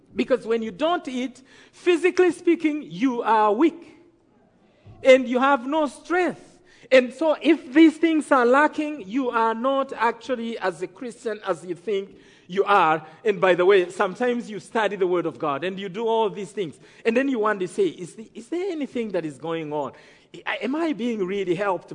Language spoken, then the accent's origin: English; Rwanda; I come from Rwanda